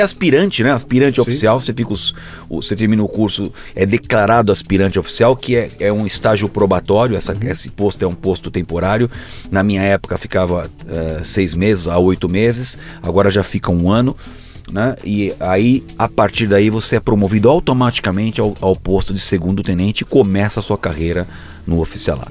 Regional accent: São Paulo, Brazil; Aqui em São Paulo, a gente nasceu na Zona Norte

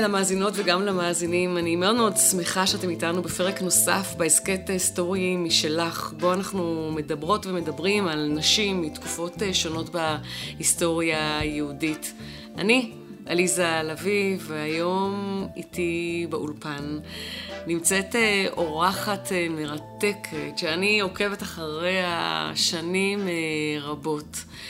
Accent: Jerusalem, Jerusalem District, Israel; אני גדלתי במעגל הזה של הנשים, אה, שישבו מחוץ לבית הכנסת מוסאיוף, או בתוך בית הכנסת בבא תמא

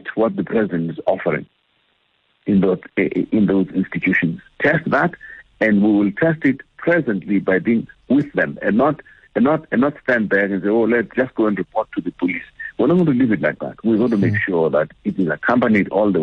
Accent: South Africa

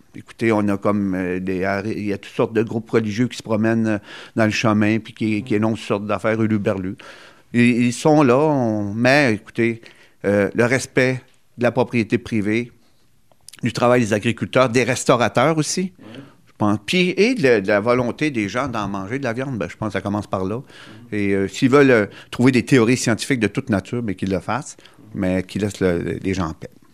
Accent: Gaspésie, Quebec, Canada; chez nous, en Gaspésie

